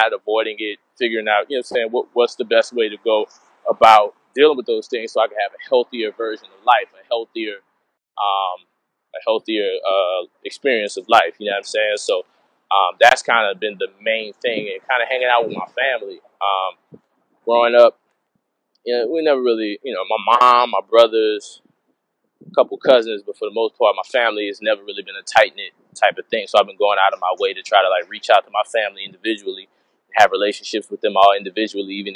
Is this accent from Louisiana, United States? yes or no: yes; New Orleans, Louisiana, United States; I'm from New Orleans and we have the best food in the world